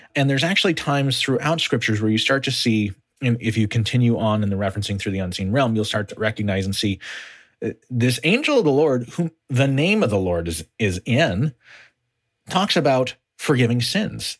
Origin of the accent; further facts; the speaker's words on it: United States; As an American